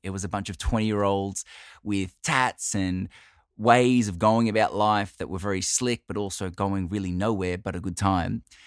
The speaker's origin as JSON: {"language": "English", "country": "Australia", "said": "I'm Italian Australian"}